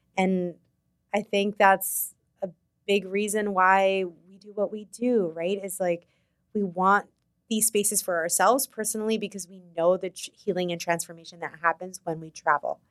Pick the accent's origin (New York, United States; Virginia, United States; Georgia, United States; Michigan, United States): New York, United States; as a New Yorker